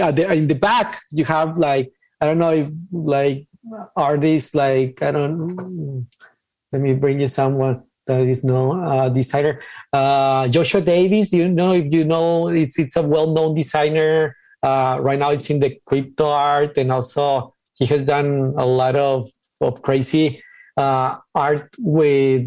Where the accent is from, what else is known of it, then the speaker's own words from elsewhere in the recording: Ciudad Juárez, Chihuahua, Mexico; moved away as an adult; also born or lived in Guadalajara; I'm from Mexico, specifically from uh, Ciudad Juarez, uh, the border in between uh, El Paso, Texas, and Mexico, Chihuahua, the state